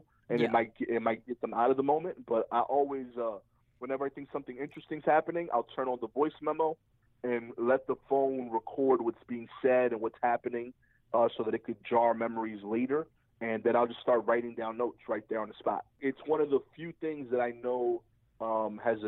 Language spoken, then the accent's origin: English; New York City, New York, United States; I grew up in East New York